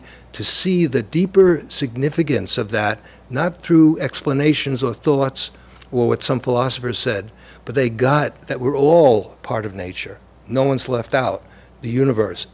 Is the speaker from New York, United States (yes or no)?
yes; New York City, New York, United States; also born or lived in Lower East Side, Manhattan; Growing up in the Lower East Side and then in Brooklyn